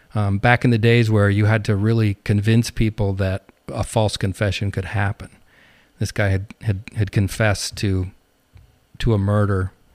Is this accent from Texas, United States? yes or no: no; Montana, United States; moved away as an adult; also born or lived in New Jersey; now in Medford, Oregon, United States; I grew up in Montana